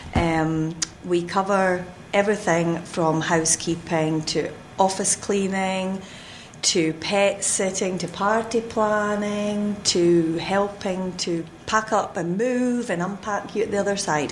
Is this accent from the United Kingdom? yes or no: yes; Fife, Scotland, United Kingdom; moved away as an adult; now in North Carolina, United States; originally, I am from Scotland, Fife